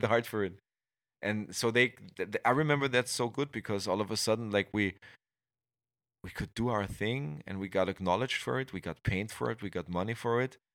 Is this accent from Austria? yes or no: yes; Austria; English is a second language; in the small town, I grew up here in Austria